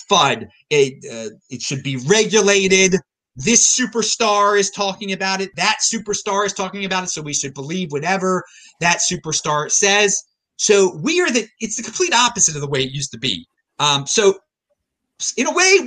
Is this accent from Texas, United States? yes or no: no; Baltimore, Maryland, United States; I'm from Baltimore, Maryland.